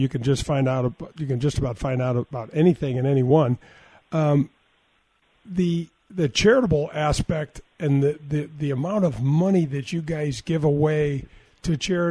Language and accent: English; St. Louis, Missouri, United States; I grew up in the North County